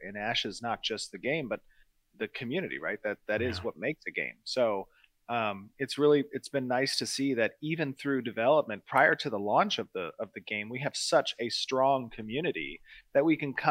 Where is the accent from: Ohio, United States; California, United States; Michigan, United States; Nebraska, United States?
California, United States; as a Californian